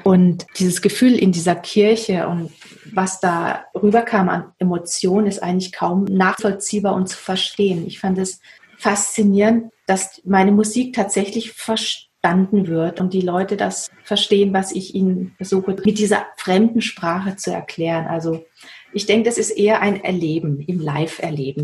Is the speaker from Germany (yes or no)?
yes; Waldshut, Baden-Württemberg, Germany; now in Herbolzheim, Germany; ich in Waldshut geboren bin und ich denke, die frühe Kindheit dort, also aufgewachsen im Schmitzinger Tal